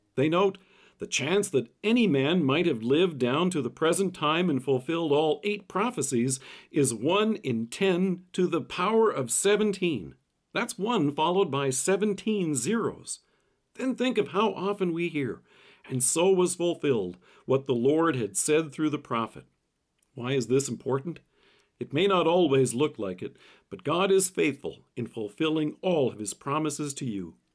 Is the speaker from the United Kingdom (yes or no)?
no; Canada; Growing up in Canada